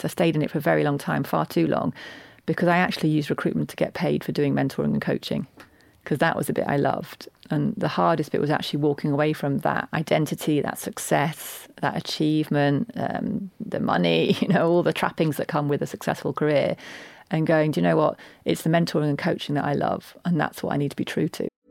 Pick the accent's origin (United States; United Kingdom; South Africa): United Kingdom; Yorkshire and the Humber; I'm a Yorkshire woman